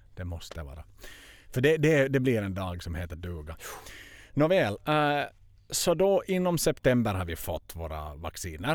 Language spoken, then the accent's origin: Swedish; Finland; moved away; jag har inte varit hemma i Finland på över ett år